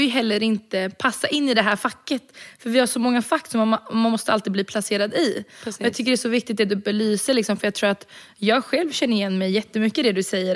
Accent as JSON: {"language": "Swedish", "country": "Sweden", "tie": "born or raised there", "said": "jag är född och uppvuxen i Sverige"}